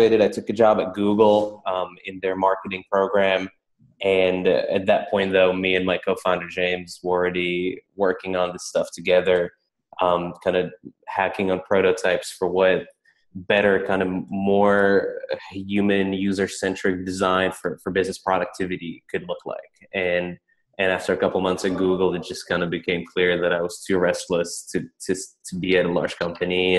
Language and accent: English; Prague, Czechia; moved away as an adult; now in United States; I grew up in Prague in the Czech Republic, and then I came out to the States for Dartmouth